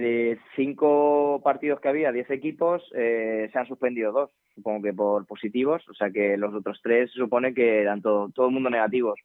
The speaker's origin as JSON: {"language": "Spanish", "country": "Spain", "said": "Somos gente de Alcázar"}